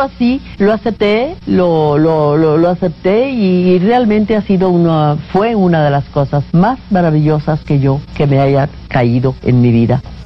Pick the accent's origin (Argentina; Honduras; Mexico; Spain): Mexico; Álamos, Sonora; moved away; also born or lived in Guadalajara; Yo he de haber nacido en Sonora, en mi tierra de Álamos, con mis montañas, con mi aire